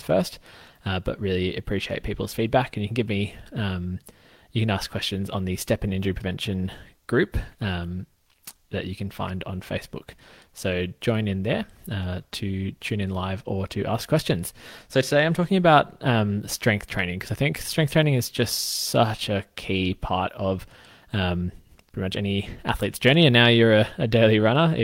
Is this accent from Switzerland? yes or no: no; Australia; I'm a physio from Australia